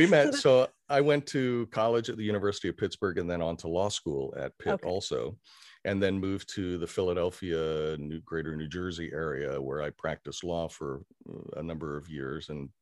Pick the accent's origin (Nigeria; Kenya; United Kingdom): Kenya; also born or lived in Syracuse, United States; I was born in Syracuse, New York, and lived there only for a couple of years. Don't remember it very well. And when I was very young, my father was an educator and also an administrator with the Peace Corps. And we moved to Kenya in East Africa in the 60s.